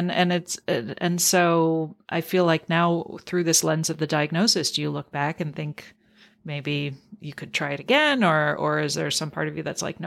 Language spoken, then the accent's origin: English; Canada; growing up in Canada and learning French